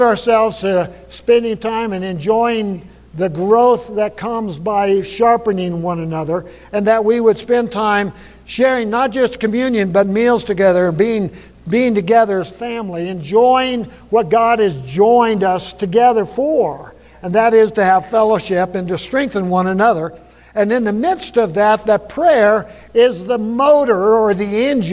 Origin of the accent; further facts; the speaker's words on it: Buffalo, United States; I grew up in Buffalo and grew up on the ranch.